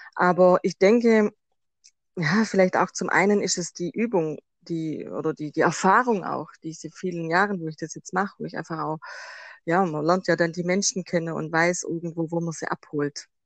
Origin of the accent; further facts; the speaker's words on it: Swabia, Germany; accent: Swabian; Ich komme aus dem Schwabenland, das hört man wahrscheinlich auch raus